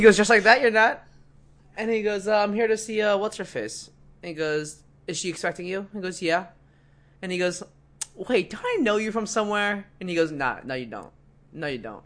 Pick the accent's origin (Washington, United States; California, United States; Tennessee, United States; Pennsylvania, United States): Pennsylvania, United States; Philadelphia; I'm from Philly.